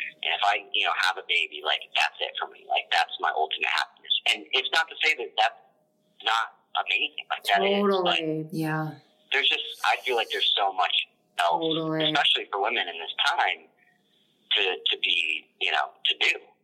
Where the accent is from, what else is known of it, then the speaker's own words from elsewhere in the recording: the South, United States; I'm from the South, a gentleman from the South